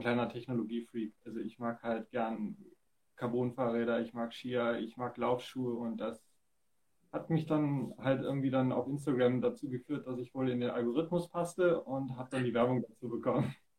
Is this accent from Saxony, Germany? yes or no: yes; Dresden, Saxony, Germany; hier in meinem Heimatort in Dresden